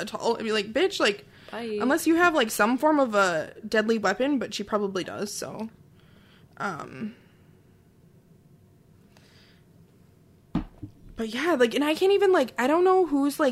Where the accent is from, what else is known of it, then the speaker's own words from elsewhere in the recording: Wisconsin, United States; I'm technically from Wisconsin